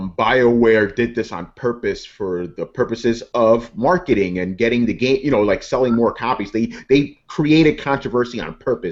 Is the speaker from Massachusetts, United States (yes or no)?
no; New York, United States; I was raised in New York?